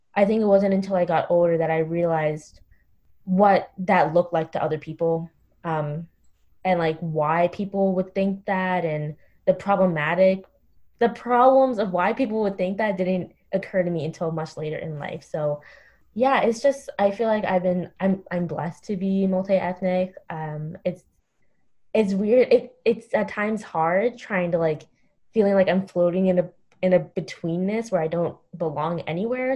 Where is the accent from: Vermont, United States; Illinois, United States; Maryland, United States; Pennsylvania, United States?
Maryland, United States; Montgomery County; also born or lived in New York City; where I grew up in Montgomery County